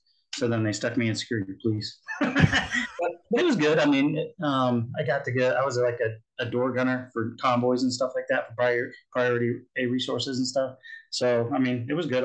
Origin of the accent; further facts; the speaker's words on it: Cocoa, Florida, United States; also born or lived in Japan / Alabama; I'm actually from Cocoa, which is actually two rivers away